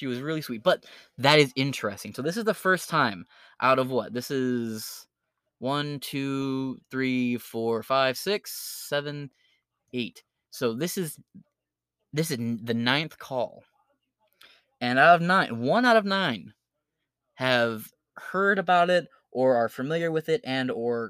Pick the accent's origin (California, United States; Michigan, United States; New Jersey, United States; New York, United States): Michigan, United States; I'm from Michigan. I'm just calling from here